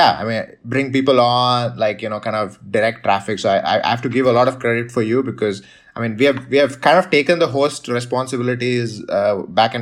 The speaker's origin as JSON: {"language": "English", "country": "India", "also_born_or_lived": "United States", "moved": "as an adult", "said": "I was from India"}